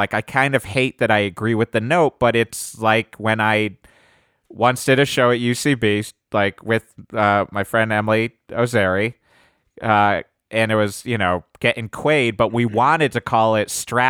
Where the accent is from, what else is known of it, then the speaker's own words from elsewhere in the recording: Germany; I grew up in Germany.